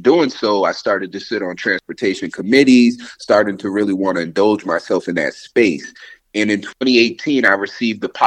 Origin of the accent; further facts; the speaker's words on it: Albany, New York, United States; growing up in Albany, especially being someone who moved from New York City